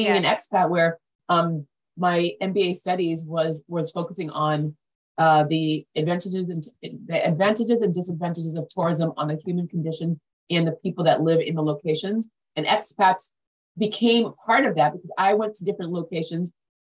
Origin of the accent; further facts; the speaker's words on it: Haiti; moved away; I'm from Haiti, the most dangerous place now